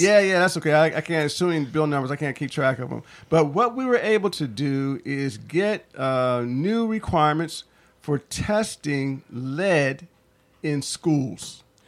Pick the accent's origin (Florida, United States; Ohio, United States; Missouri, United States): Ohio, United States; Toledo; moved away as an adult; now in Philadelphia, United States; I grew up in Toledo, Ohio